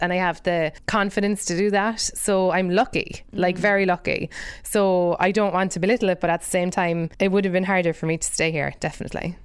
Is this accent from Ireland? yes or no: yes; Ireland; moved away as an adult; now in United States; being an immigrant myself, I think 'cause I'm white and I'm Irish